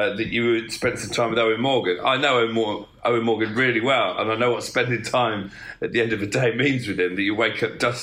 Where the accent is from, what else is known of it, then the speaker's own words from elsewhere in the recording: England, United Kingdom; as an Englishman